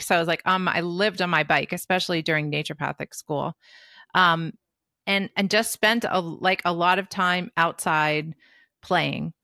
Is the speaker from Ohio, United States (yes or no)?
no; New Jersey, United States; also born or lived in Brooklyn, New York; I was born in Brooklyn and raised in New Jersey